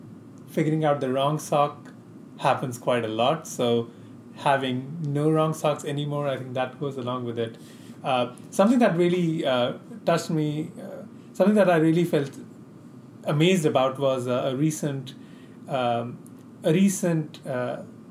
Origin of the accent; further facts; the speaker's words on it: California, United States; I'm from California.